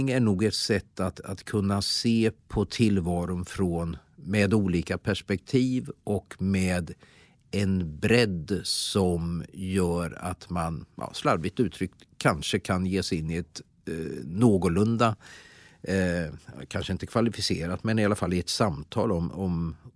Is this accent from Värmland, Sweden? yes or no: yes; Värmland, Sweden; moved away as an adult; also born or lived in Jönköping; Jag ska säga då att jag flyttade då från Värmland, då var jag 19 år.